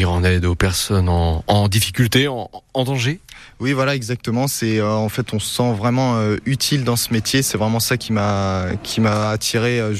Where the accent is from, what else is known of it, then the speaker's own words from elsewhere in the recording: Pays de la Loire, France; moved away as an adult; now in Sarthe, France; D'où venez-vous euh, De la Loire-Atlantique